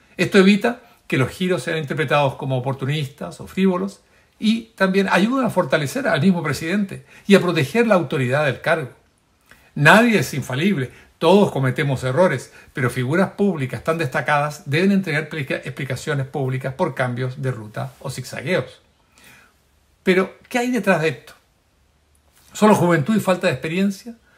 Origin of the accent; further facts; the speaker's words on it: Chile; como un chileno más